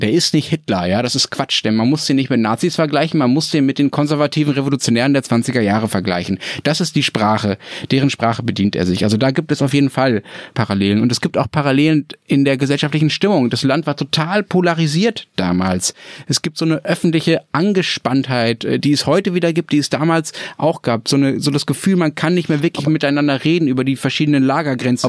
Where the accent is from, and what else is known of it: Germany